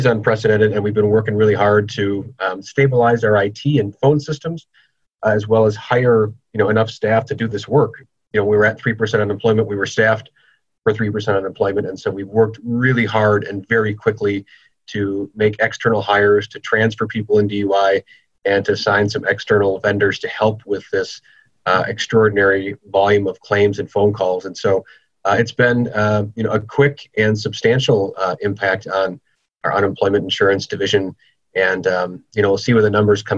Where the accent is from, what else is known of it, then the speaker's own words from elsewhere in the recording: Green Bay, Wisconsin, United States; also born or lived in Madison, Wisconsin / Door County, Wisconsin; I grew up in Green Bay, Wisconsin, went to college in Madison